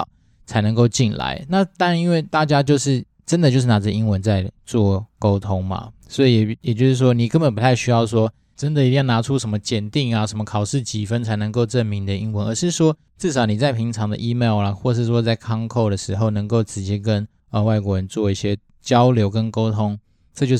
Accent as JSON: {"language": "Chinese", "country": "Taiwan", "tie": "born or raised there", "said": "我自己是因为毕竟都是在台湾土生土长的土鸡"}